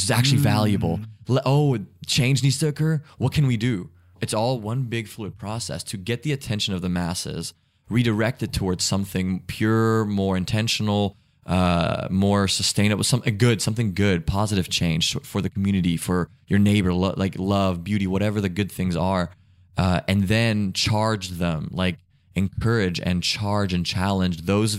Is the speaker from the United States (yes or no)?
no; Germany; born there; She was in Germany. I was born in Germany.